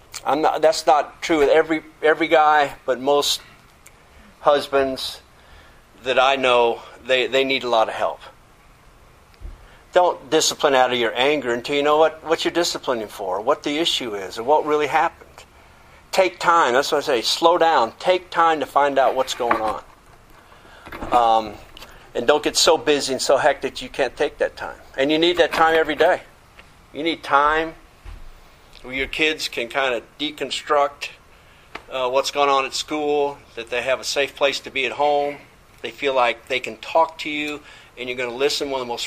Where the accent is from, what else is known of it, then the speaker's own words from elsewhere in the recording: England, United Kingdom; I grew up in England, and the teachers, I went to an Air Force school.